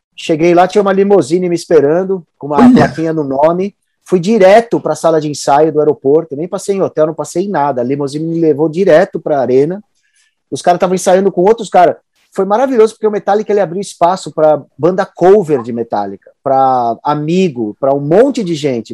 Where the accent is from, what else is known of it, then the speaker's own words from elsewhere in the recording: Brazil; Sendo brasileiro